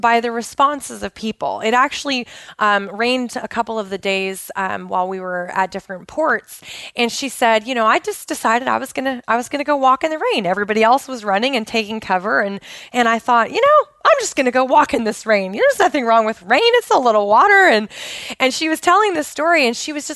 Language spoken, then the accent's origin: English; Pacific Northwest, United States; I grew up in the Pacific Northwest of the United States